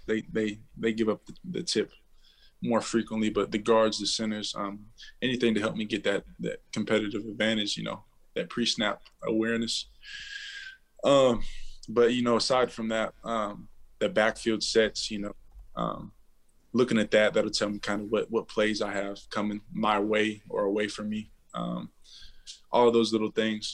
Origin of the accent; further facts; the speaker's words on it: Waco, Texas, United States; also born or lived in Fort Hood / Houston; I was born in Texas, raised in Texas, um, Central Texas, Waco